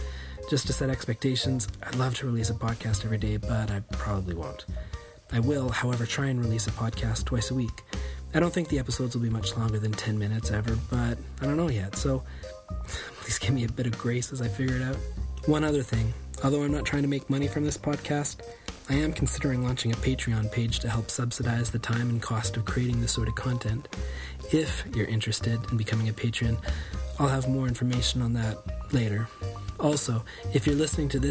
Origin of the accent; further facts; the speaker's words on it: Canada; moved away as an adult; also born or lived in Europe; I'm a Canadian living abroad with my wife and six children